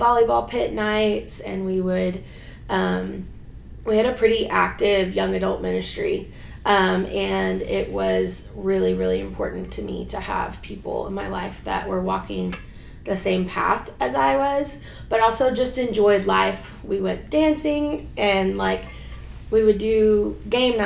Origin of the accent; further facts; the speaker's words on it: Houston, Texas, United States; I was born and raised in Houston. Been here my whole life